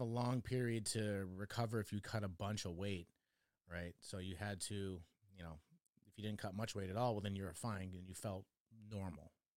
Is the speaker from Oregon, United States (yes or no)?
yes; Oregon, United States; also born or lived in Chicago, Illinois; I grew up in Oregon